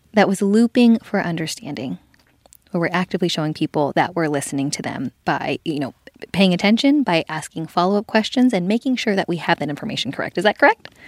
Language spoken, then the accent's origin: English; Los Angeles, California, United States; I'm from L A. I, I grew up in the San Fernando Valley